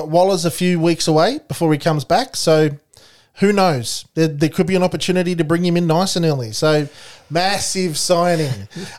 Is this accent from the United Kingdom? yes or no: no; Australia; being Australian